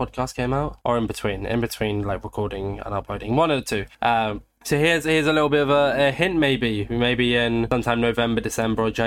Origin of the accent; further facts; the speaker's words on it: United Kingdom; I'm British